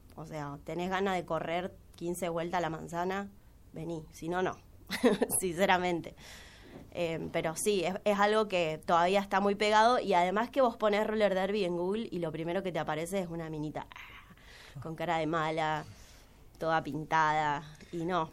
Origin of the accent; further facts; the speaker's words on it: Santa Fe, Argentina; now in Córdoba, Argentina; vengo de Santa Fe, me vine a estudiar, ahora estoy trabajando y estudio letras modernas.